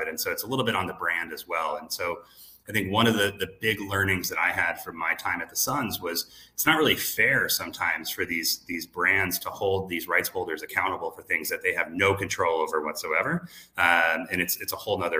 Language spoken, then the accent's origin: English; Arizona, United States; I grew up in Arizona